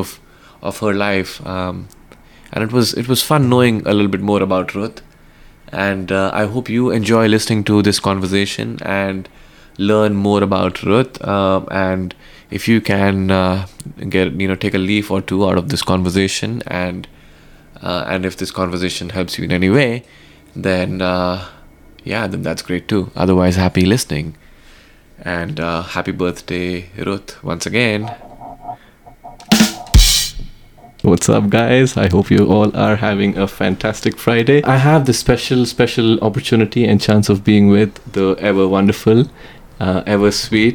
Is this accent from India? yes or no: yes; India; now in Los Angeles, United States; I'm from India. We walk everywhere.